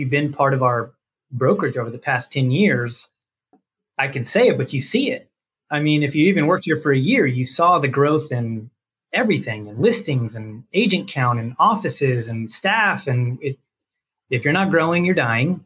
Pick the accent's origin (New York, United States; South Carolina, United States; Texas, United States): Texas, United States; Dallas; accent: Texas; Born and raised in Dallas suburbs